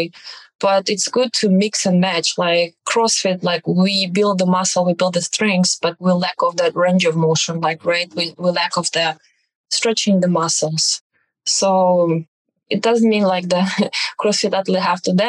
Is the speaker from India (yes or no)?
no; Belarus; moved away as an adult; now in United States; I am from Belarus